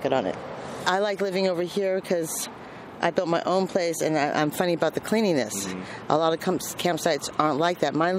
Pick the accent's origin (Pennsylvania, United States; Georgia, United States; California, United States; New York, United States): California, United States; Berkeley; I'm from Berkeley